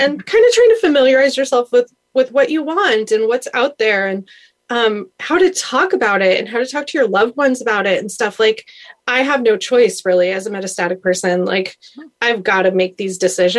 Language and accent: English; San Diego, California, United States; I'm from San Diego